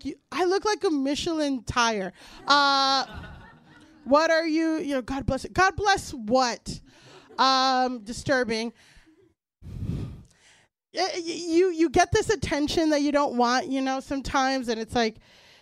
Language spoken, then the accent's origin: English; Florida, United States; moved away as an adult; now in New York, United States; I'm from Florida